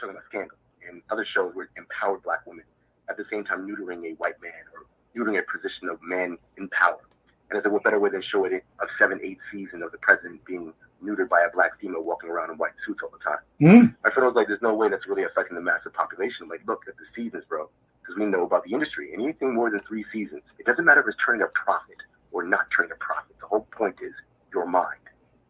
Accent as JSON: {"language": "English", "town": "Queens", "region": "New York", "country": "United States", "tie": "born or raised there", "said": "Yeah, I live in New York all my life"}